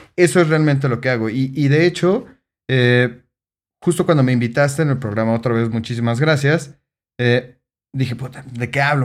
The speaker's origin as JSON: {"language": "Spanish", "region": "Mexico City", "country": "Mexico", "said": "soy de Ciudad de México"}